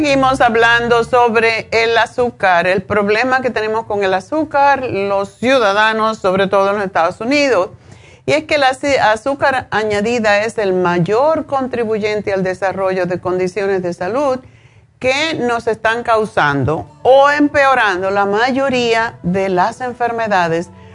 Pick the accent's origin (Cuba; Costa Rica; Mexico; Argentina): Cuba; yo soy cubana